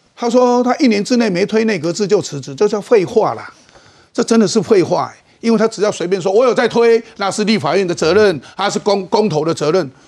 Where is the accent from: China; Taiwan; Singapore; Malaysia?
Taiwan; 我们台湾人，中华民国台湾如何保持自己的信心，对自己台湾对这块土地的信心